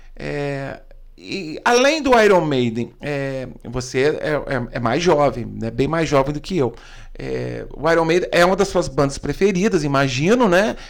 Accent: Brazil; eu sou brasileiro

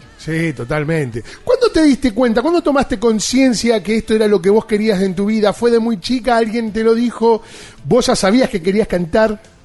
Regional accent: San Nicolás de los Arroyos, Buenos Aires Province, Argentina; yo soy de San Nicolás

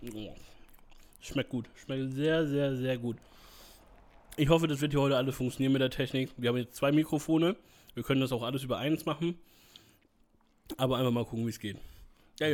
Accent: Northern Germany, Germany; ich bin durchweg Norddeutscher und da bin ich auch stolz drauf

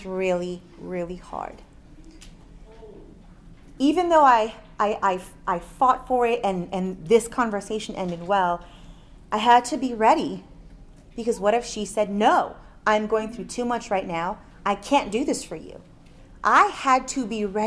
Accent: Miami, Florida, United States; we're both from Miami

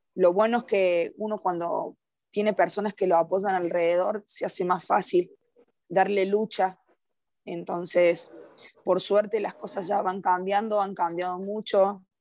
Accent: Córdoba, Argentina; moved away as an adult; now in Costa Rica; soy de Córdoba, Argentina, tengo 27 años

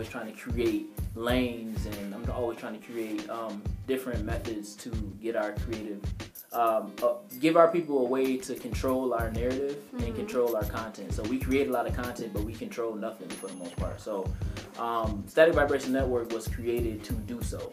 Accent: Rochester, New York, United States; I'm born and raised in Rochester.

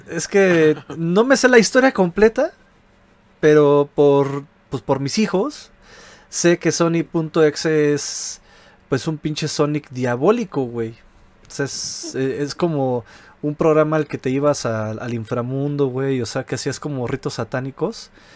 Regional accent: Mexico City, Mexico; yo soy de Iztapalapa

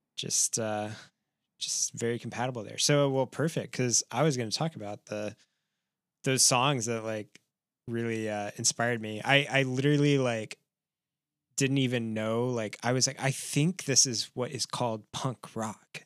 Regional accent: Midwest, United States; growing up in the Midwest

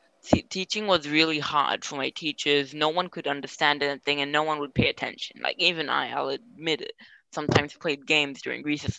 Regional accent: Australia; I'm from Australia

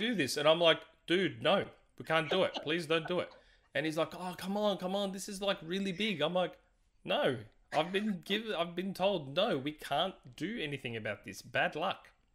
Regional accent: Australia; I'm Aussie

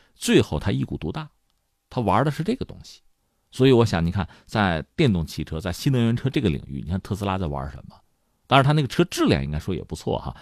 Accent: China; 我们中国人

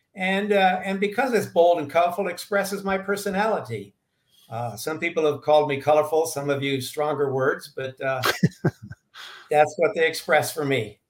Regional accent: St. Louis, Missouri, United States; moved away as an adult; also born or lived in Arizona; now in Sedona, United States; I was uh, born and raised in St. Louis

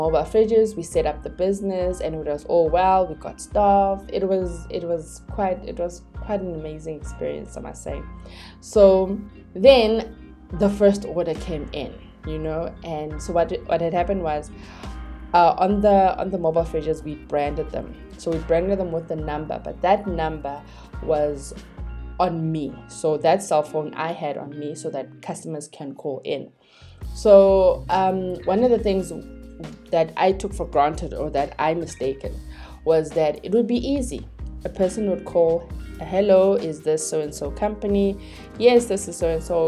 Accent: Johannesburg, Gauteng, South Africa; I was born and raised in Soweto

